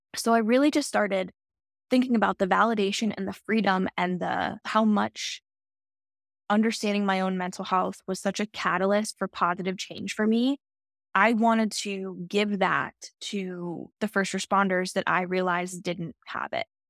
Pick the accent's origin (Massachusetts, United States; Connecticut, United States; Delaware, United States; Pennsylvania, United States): Pennsylvania, United States; Centre County; I grew up smack in the middle, in Center County, right in the middle of the state